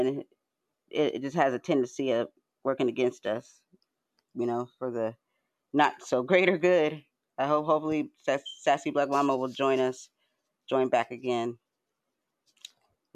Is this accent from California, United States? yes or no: yes; San Diego, California, United States; I'm from San Diego